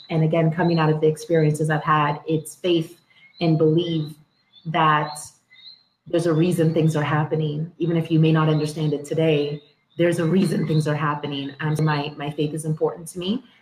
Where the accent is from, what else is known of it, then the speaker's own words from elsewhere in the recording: Toronto, Ontario, Canada; also born or lived in Dominica / Scarborough, Toronto; I grew up in Toronto in uh, Etobicoke, um, the west end of Toronto